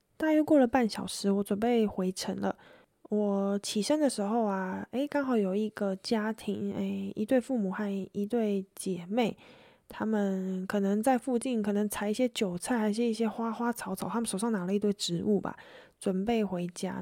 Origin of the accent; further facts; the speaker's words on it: Taiwan; 我来自台湾